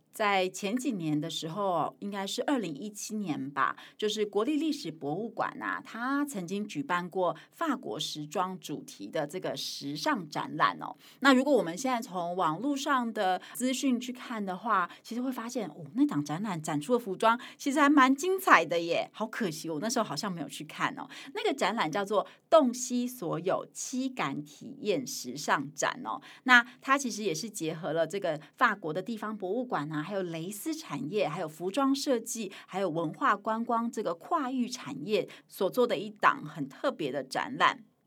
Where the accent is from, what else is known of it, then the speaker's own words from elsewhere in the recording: Hualien, Hualien County, Taiwan; also born or lived in Taipei; 我是台北出生，然后花莲长大嘛